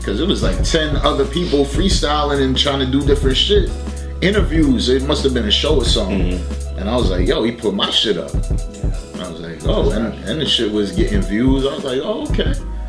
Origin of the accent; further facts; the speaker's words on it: Philadelphia, Pennsylvania, United States; also born or lived in New Jersey / New York / Atlanta; I'm originally from West Philadelphia, Southwest Philly. And we had moved over to Jersey, and then from there, I was between Jersey and New York, and then I moved to Atlanta